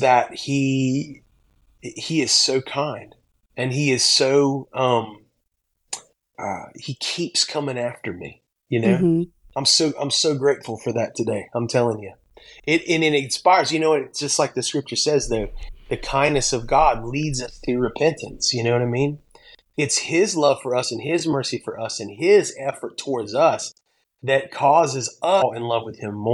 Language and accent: English; Pensacola, Florida, United States; now in Mount Juliet, United States; I grew up in Pensacola, Florida